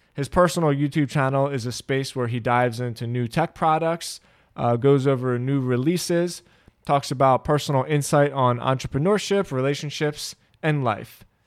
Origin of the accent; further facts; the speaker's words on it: Philadelphia, Pennsylvania, United States; first language English; we grew up in Philly